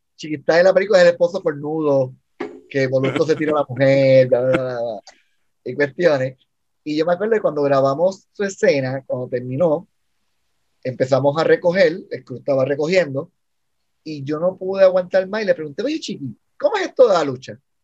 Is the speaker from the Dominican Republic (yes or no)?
no; Puerto Rico; soy un, puertorriqueño